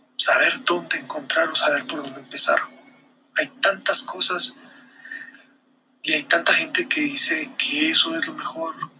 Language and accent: Spanish; Guatemala; acá, en mi país, en Guatemala